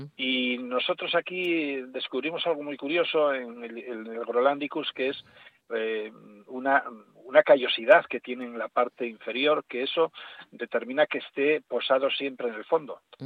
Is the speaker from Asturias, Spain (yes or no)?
yes; Asturias, Spain; yo por asturiano